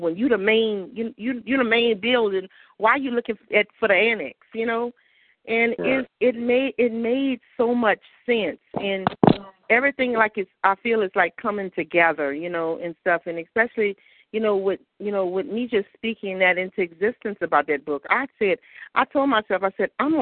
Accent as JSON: {"language": "English", "region": "the South", "country": "United States", "tie": "born or raised there", "said": "when you grow up in the South, and you know, in Christianity"}